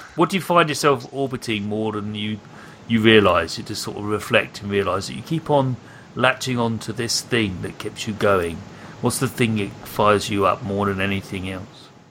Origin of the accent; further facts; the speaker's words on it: United Kingdom; I'm British.